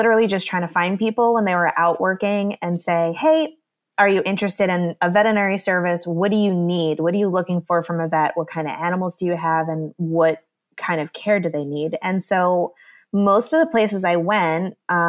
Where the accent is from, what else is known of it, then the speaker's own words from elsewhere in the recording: New Jersey, United States; also born or lived in Indiana; And I'm originally from New Jersey.